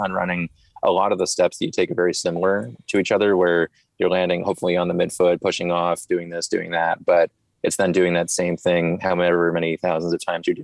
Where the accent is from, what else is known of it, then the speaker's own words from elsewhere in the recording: New Jersey, United States; moved away as an adult; also born or lived in Boston, Massachusetts; now in Charlotte, United States; I was born and raised in New Jersey and then went to Boston University up in Boston, Mass